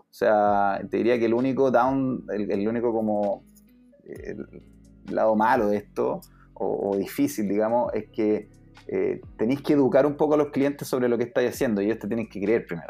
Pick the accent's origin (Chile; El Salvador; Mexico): Chile; Temuco, Araucanía; moved away as an adult; also born or lived in Santiago, Chile; now in United States; Yo soy de, Santiago, pero crecí en Temuco